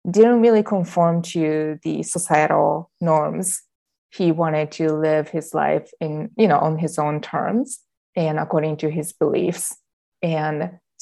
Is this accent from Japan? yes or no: yes; Japan; moved away as an adult; I am Japanese. I was born and raised in Japan, and I lived there for the first 20 years of my life.